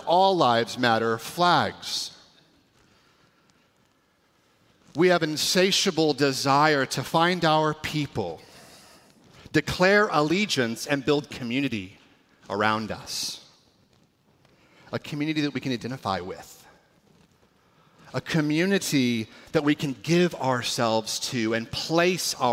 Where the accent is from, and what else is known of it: California, United States; now in Washington, United States